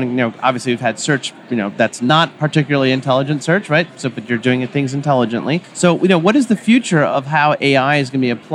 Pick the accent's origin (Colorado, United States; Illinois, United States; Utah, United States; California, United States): Illinois, United States; Oh, all right. Yeah, my home state. Well, one of my home states at least.